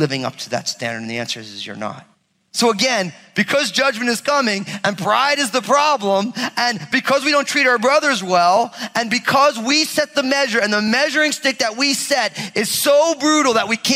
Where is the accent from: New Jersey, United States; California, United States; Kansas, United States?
New Jersey, United States; I'm from Jersey